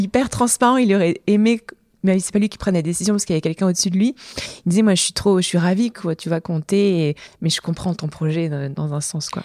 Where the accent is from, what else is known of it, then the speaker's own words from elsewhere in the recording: Montpellier, Occitania, France; moved away as an adult; now in Lyon, France; je suis originaire de Montpellier à la base. Tu vois, j'ai même l'accent qui revient quand je dis Montpellier